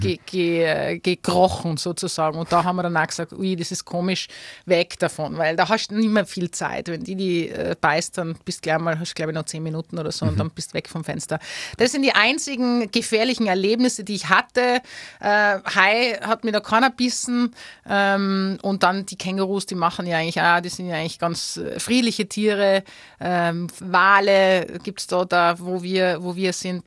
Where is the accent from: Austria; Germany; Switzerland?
Austria; Tyrol; moved away as an adult; now in Australia; ich bin Tirolerin, ich bin die Österreicherin, ich bin Europäerin